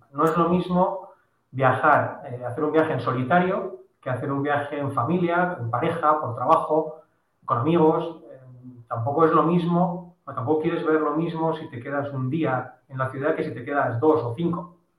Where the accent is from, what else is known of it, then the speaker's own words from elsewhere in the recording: Bilbao, Basque Country, Spain; nosotros somos de Bilbao